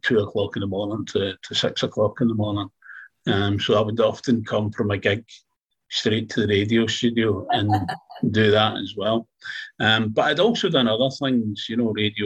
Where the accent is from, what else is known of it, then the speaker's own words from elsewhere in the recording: Glasgow, Scotland, United Kingdom; also born or lived in Fife; I'm from Glasgow